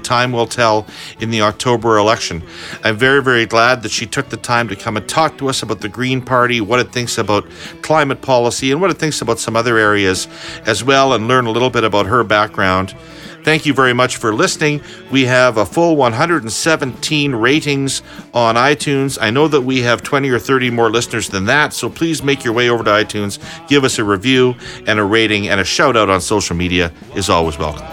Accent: Saskatchewan, Canada; I'm from Saskatchewan.

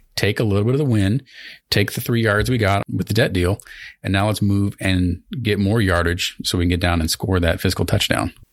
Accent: Southern Missouri, United States; I'm from Southern Missouri

